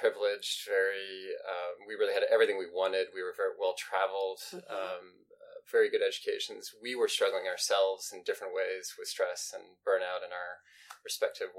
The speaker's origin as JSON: {"language": "English", "town": "St. Louis", "region": "Missouri", "country": "United States", "tie": "born or raised there", "said": "I grew up here in the St. Louis area as well"}